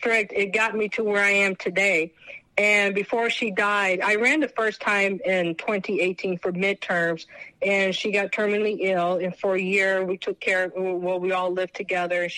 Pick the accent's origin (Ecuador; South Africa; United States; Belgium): United States; California; being a Californian, because I was born and raised here